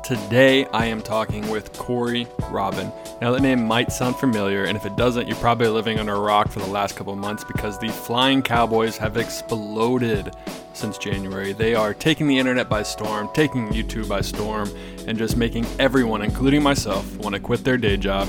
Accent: East Coast, United States; I grew up in the East Coast and there wasn't much backcountry flying to be had

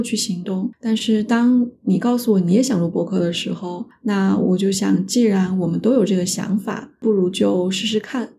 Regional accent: Sichuan-Chongqing area, China; now in Canada; 在我们家乡川渝地区，包谷就是玉米的意思

